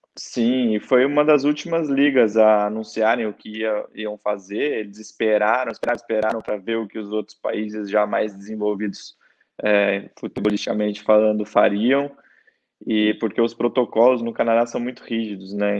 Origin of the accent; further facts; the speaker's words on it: Campinas, São Paulo, Brazil; moved away as an adult; also born or lived in San Juan, Puerto Rico; sou de Campinas, São Paulo.